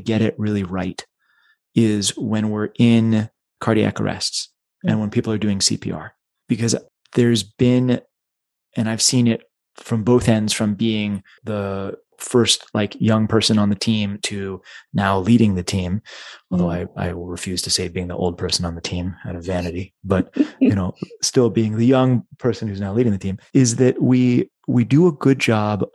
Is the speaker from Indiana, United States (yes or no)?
no; Dallas, Texas, United States; I grew up in Dallas